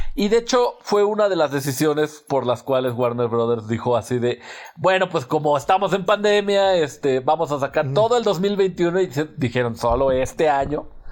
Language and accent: Spanish; Mexico